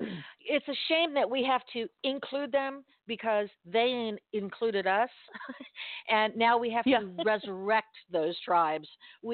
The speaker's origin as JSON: {"language": "English", "town": "Miami", "region": "Florida", "country": "United States", "tie": "born or raised there", "moved": "yes", "said": "I'm originally from Miami, and we grew up speaking Spanish and English because it was Miami."}